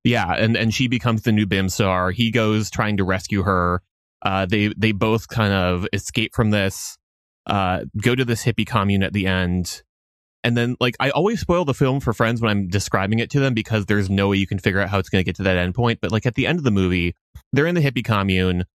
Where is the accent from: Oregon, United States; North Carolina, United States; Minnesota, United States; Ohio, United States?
Minnesota, United States; now in Boston, United States; I am Minnesotan by birth